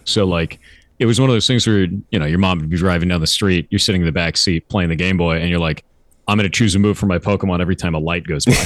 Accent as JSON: {"language": "English", "region": "Southern California", "country": "United States", "tie": "born or raised there", "also_born_or_lived": "Costa Mesa / Tustin / Orange County", "said": "I grew up in Southern California"}